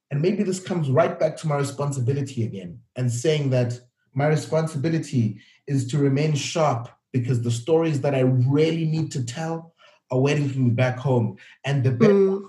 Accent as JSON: {"language": "English", "town": "Cape Town", "region": "Western Cape", "country": "South Africa", "tie": "born or raised there", "also_born_or_lived": "Gwanda, Zimbabwe", "said": "my background is growing up in South Africa. Everything we did at home, the food I ate, the conversations we had, we were Zimbabwean"}